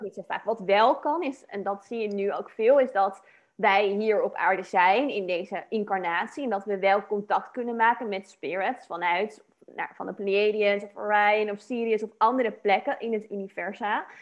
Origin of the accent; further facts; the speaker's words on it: Dordrecht, South Holland, Netherlands; moved away as an adult; ik kwam zelf oorspronkelijk uit Dordrecht in Nederland dan. Toen ik nog in Nederland woonde. En dat is hm. niet super groot, ook niet heel klein. Maar weet je, en dan had je daar een wijk van Dubbeldam waar ik dan in opgroeide.